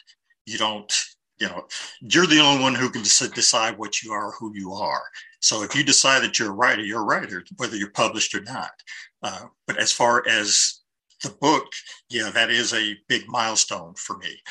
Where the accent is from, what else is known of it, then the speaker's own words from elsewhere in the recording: Columbus, Ohio, United States; now in Portland, United States; Eastside, I grew up mostly in the Linden area. My parents went to East High School